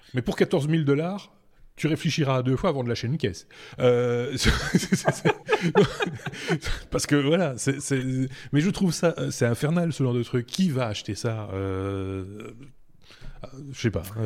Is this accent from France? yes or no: no; Belgium; chez nous en Belgique